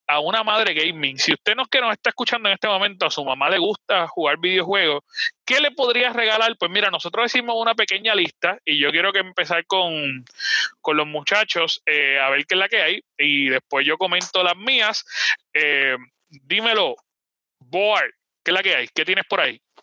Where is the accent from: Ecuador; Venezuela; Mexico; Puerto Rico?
Puerto Rico; Nosotros estamos directamente en Puerto Rico transmitiendo, por lo menos mis Chai, Boar y yo